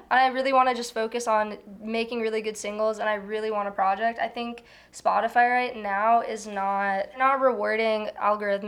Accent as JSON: {"language": "English", "town": "Houston", "region": "Texas", "country": "United States", "tie": "born or raised there", "also_born_or_lived": "Chicago suburbs, Illinois / Chicago, Illinois", "moved": "as an adult", "lives_now": "New York, United States", "said": "I was born in the suburbs of Chicago, but I was raised in Houston, Texas."}